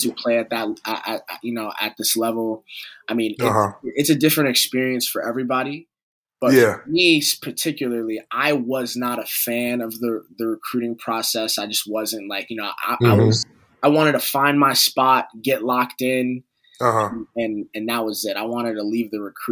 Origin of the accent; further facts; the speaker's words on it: New York City, New York, United States; I grew up in New York City where basketball is, like, you know, really prominent.